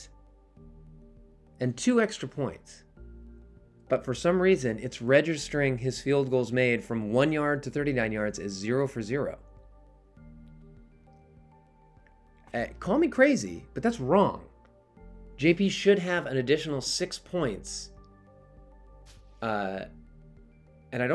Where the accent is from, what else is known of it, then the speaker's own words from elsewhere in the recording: New York, United States; As a New Yorker